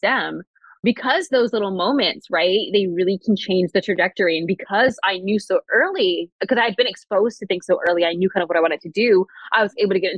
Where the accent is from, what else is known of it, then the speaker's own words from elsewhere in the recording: East Coast, United States; now in Seattle, United States; I'm from the East Coast